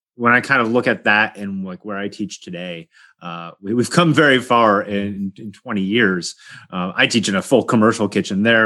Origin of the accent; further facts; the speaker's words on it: Poughkeepsie, New York, United States; moved away as an adult; now in California, United States; I grew up in Poughkeepsie